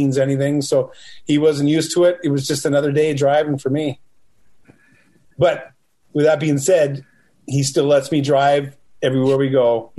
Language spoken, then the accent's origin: English; Western Canada, Canada; I'm from Western Canada. I've driven in snow.